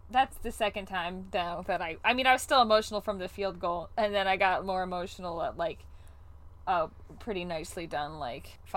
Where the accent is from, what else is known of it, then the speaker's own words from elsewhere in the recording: Ohio, United States; I'm a luddite from Ohio.